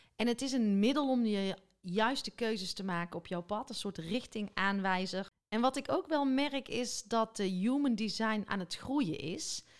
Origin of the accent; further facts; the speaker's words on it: Biezenmortel, North Brabant, Netherlands; ik kom uit Biezenmortel, tenminste daar liggen mijn roots, mijn lage schoolperiode